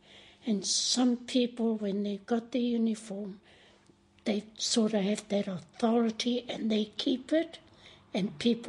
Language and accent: English; Ruatahuna, Bay of Plenty, New Zealand; born or raised there; first language Maori; English is a second language; moved away as an adult; now in Wellington, New Zealand